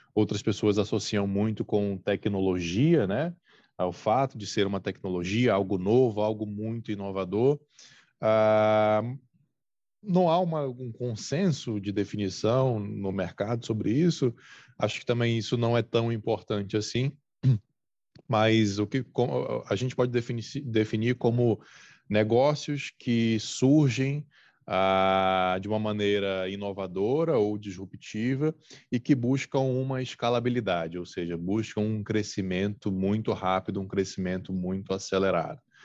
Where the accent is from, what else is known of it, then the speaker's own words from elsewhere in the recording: Brazil; a gente é brasileiro